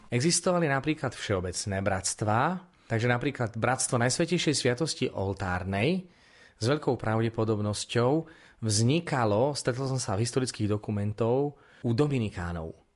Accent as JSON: {"language": "Slovak", "region": "Prešov Region", "country": "Slovakia", "said": "u nás na Spiši"}